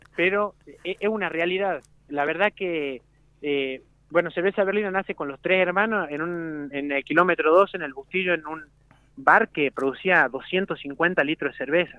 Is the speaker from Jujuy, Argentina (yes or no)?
yes; Jujuy, Argentina; moved away as an adult; now in Mendoza, Argentina; yo siendo jujeño